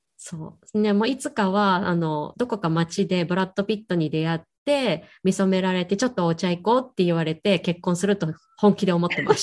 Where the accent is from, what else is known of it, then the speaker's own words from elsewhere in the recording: Hiroshima, Japan; moved away as an adult; now in Hong Kong; 実家広島なんですけど広島にずっと帰れてなかったりする